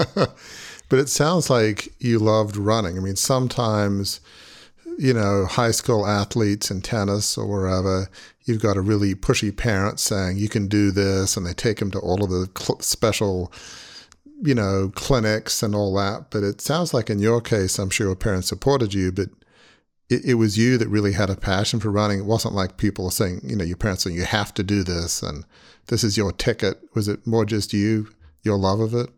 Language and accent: English; Australia; moved away; growing up in Australia